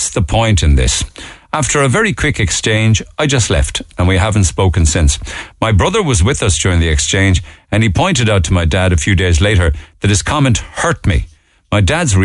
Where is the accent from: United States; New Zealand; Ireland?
Ireland; Cork, Munster; I was born there in Madden's Buildings and very, very happy memories there